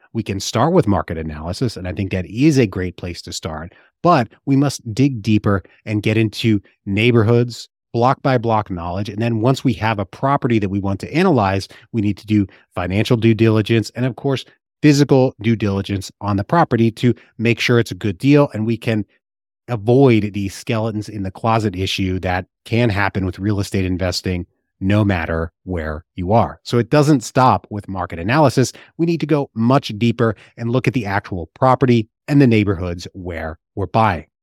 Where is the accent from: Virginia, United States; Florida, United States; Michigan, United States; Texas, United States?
Virginia, United States; my home state of Virginia